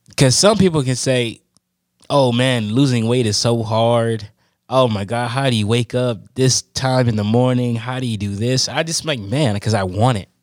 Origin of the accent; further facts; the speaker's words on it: Oakland, California, United States; I'm from, born and raised in Oakland, California